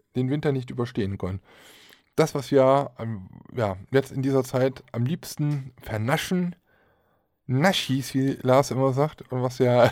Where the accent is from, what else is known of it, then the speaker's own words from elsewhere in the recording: Aachen, North Rhine-Westphalia, Germany; Ich komme aus Aachen